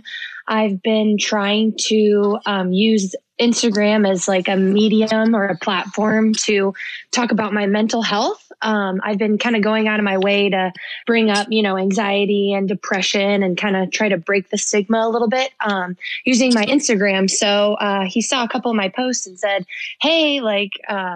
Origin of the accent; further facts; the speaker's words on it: Philadelphia, Pennsylvania, United States; moved away; also born or lived in Southern California; I'm from Philly because I was only five when we moved